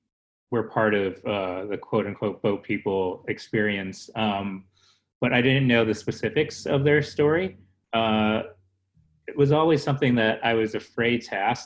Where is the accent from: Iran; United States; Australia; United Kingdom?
United States; born there; growing up in an immigrant family, I was born in America.